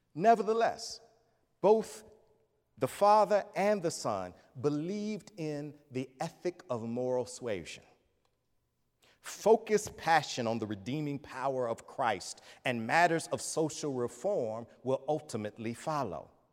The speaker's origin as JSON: {"language": "English", "town": "Atlanta", "region": "Georgia", "country": "United States", "tie": "born or raised there", "moved": "yes", "said": "I'm a kid from Atlanta."}